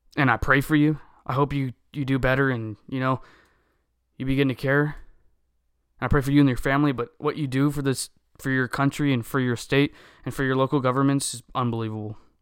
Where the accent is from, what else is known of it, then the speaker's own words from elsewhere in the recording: United States; we are American